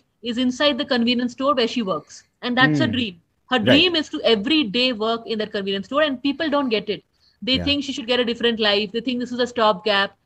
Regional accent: Kolkata, West Bengal, India; now in Bangalore, India; I'm from Calcutta.

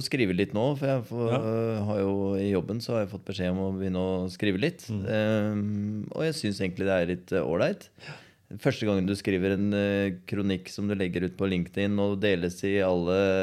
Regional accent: Skien, Telemark, Norway; Når jeg ble født i Skien, mm. og så vokste jeg opp på Borgestad

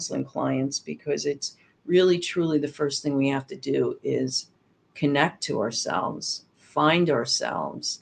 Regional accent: New Jersey, United States; moved away as an adult; I upped and left my home state of New Jersey

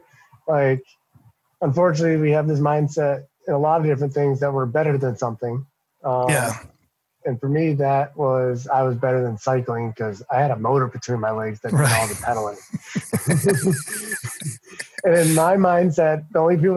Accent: Massachusetts, United States; we're from Massachusetts, so every other word is a swear

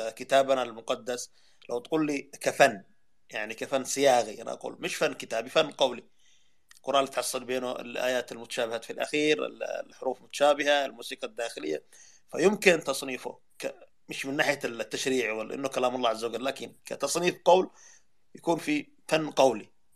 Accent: Tihama, Yemen; accent: Tihami; عندنا في التهامة

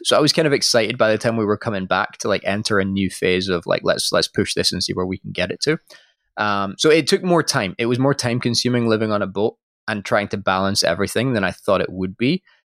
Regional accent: Scotland, United Kingdom; moved away; I am from Scotland originally

